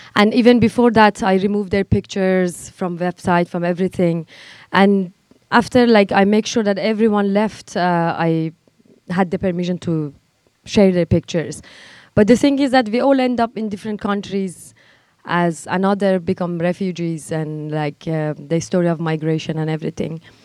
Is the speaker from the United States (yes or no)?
no; Iran; English is a second language; moved away as an adult; also born or lived in Kabul, Afghanistan; I was born in Iran as an Afghan uh, woman refugee, as my grandparents migrated during Soviet war, and uh, I was the third generation who grew up and who was born there